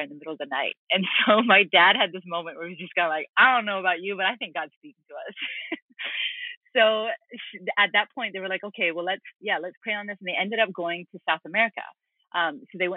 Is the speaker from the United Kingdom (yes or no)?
no; Vancouver, British Columbia, Canada; also born or lived in Hamilton, Ontario; now in United States; I grew up in Canada, but we moved from the East Coast over to the West Coast in Vancouver when I was six. Grew up in Vancouver